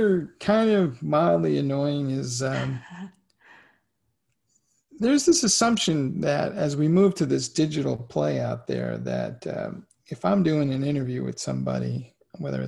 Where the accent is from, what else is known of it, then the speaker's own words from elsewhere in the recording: New York City, New York, United States; I grew up in the Bronx in the 70s and 80s